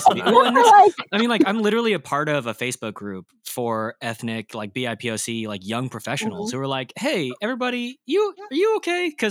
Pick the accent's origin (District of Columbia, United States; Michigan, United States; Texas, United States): Texas, United States; Dallas; moved away as an adult; also born or lived in Springfield, Missouri; I was raised in Dallas, Texas